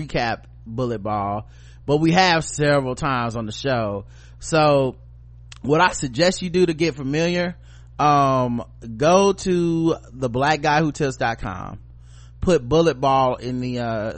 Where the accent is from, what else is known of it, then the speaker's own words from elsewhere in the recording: the South, United States; we're just from the South